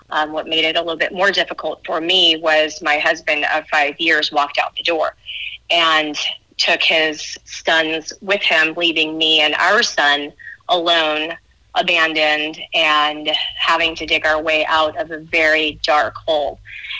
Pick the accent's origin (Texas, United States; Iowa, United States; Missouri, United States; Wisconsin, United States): Texas, United States; also born or lived in New York / Arizona / Florida; So I would say I'm from Texas, although I think my parents would disagree with me on that, being from New York. Spent 17 years in Texas, basically being educated there